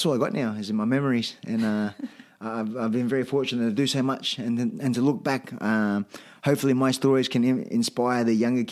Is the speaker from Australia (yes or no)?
yes; Australia; I'm an Aussie.